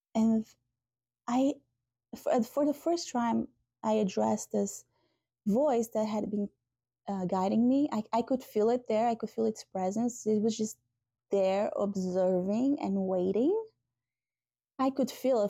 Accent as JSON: {"language": "English", "country": "Portugal", "moved": "yes", "said": "I'm from Portugal originally"}